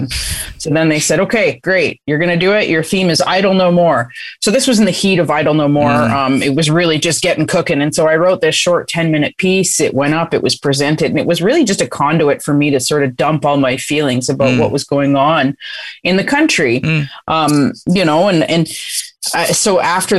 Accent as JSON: {"language": "English", "area": "Six Nations", "region": "Ontario", "country": "Canada", "tie": "born or raised there", "said": "growing up on Six Nations"}